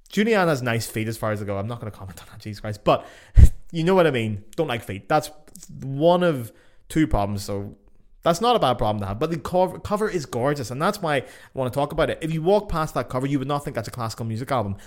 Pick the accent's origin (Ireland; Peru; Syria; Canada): Ireland; now in Germany; I live in Germany and I'm from Ireland